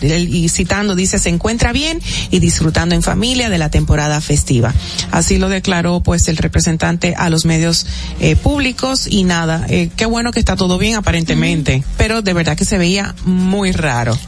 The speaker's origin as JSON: {"language": "Spanish", "country": "Dominican Republic", "said": "como buenos dominicanos."}